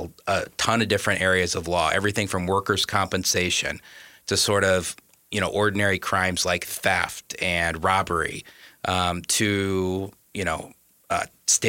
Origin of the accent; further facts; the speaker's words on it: Wichita, Kansas, United States; moved away as an adult; now in Minnesota, United States; I'm originally from Kansas. Mm-hmm. I'm from Wichita.